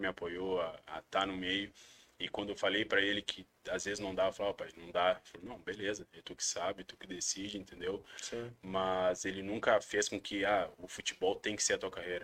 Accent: Brazil; moved away as an adult; also born or lived in Uruguay / Malta / Oman; now in Japan; Nós somos estrangeiros, somos brasileiros

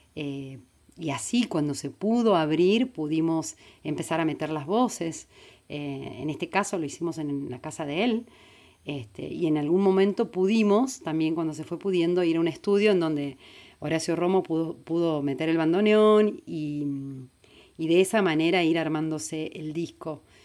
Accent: San Luis, Argentina; yo vengo de la provincia de San Luis

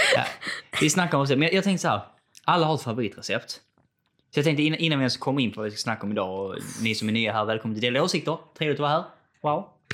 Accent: Skåne, Sweden; accent: Scanian; när jag pratar själv och hör mig själv prata så tycker jag inte det är skånska

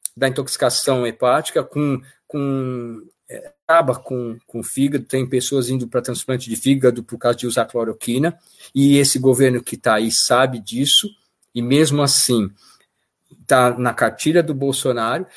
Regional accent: São Paulo, Brazil; moved away as an adult; now in Sorocaba, Brazil; eu sou paulistano

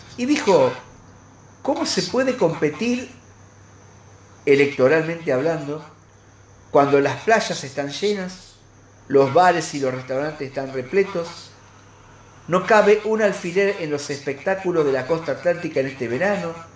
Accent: Argentina; está en nuestros genes como argentinos

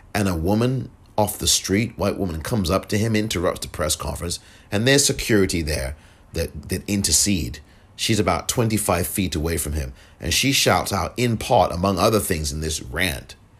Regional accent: England, United Kingdom; now in United States; I'm from England

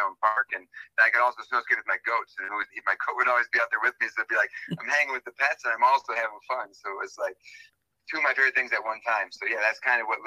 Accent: Elkhorn, Wisconsin, United States; I actually born and raised in Elkhorn, Wisconsin, just outside of the fairgrounds

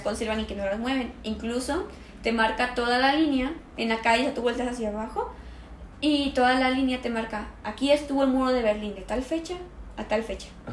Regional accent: Mexico; also born or lived in Germany; yo salí acá de México un día antes de mi cumpleaños y llegué allá en mi mismo día de cumpleaños

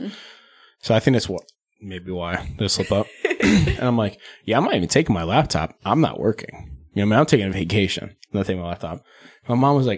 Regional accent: Dundalk, Maryland, United States; I grew up in Dundalk

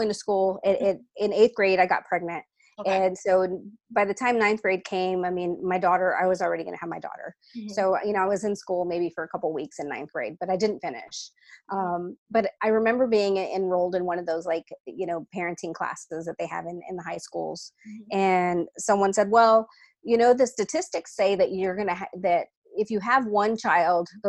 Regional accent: Texas, United States; So I was born and raised in Texas, third generation Latina

